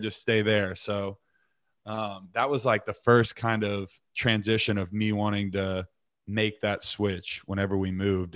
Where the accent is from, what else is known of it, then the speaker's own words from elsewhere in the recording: Eureka, Missouri, United States; also born or lived in Texas / Keller, Texas / Southlake, Texas; when we first moved to Missouri